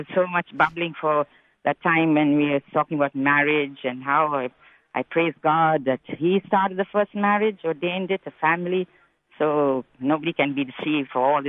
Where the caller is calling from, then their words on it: South Hedland, Western Australia, Australia; from South Hedland here.